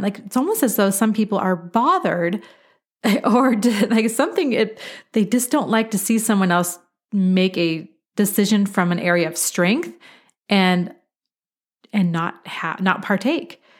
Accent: Beaverton, Oregon, United States; now in Colorado, United States; I am originally from Beaverton, Oregon. It's an incredible place to grow up.

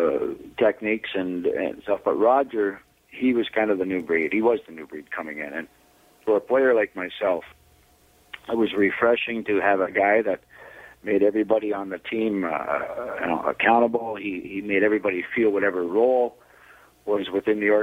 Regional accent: St. Jacobs, Ontario, Canada; also born or lived in London, Ontario / Toronto; growing up in St. Jacob's, Kitchener-Waterloo, that I could, you know, play close to home.

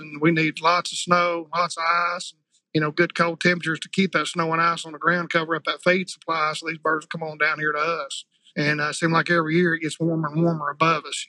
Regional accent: Jonesboro, Arkansas, United States; I'm from Jonesboro, Arkansas, which is in the northeast corner uh, of Arkansas

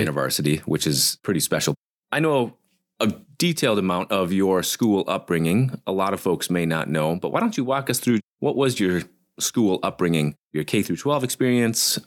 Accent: northern Minnesota, United States; We're blue collar folks from the forests of northern Minnesota

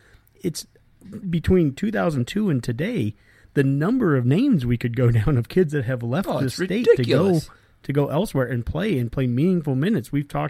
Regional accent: Columbus, Nebraska, United States; we all know we're from Columbus

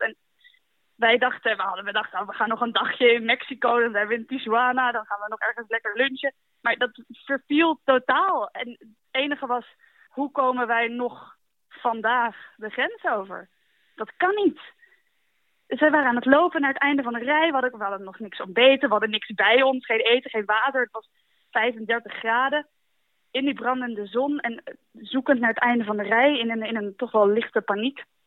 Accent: Netherlands; we uit Nederland komen

